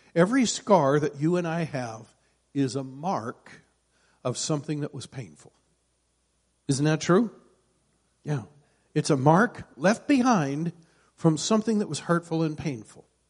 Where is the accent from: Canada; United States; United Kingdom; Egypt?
United States; Iowa; I grew up in Iowa, and in Iowa there's all kinds of farmers